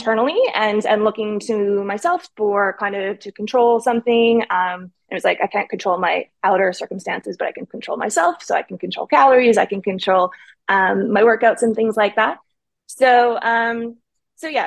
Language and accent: English; Winnipeg, Manitoba, Canada; moved away as an adult; also born or lived in Thailand; now in Dubai, United Arab Emirates; I'm Canadian and grew up in Winnipeg, center of Canada